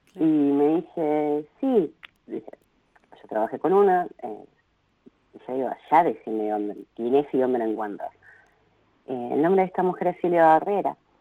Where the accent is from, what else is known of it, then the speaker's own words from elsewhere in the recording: Río Gallegos, Santa Cruz, Argentina; yo nací en 1982 en Río Gallegos